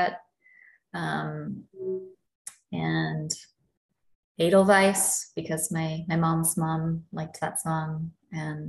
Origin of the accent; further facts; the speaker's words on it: Texas, United States; here in my home state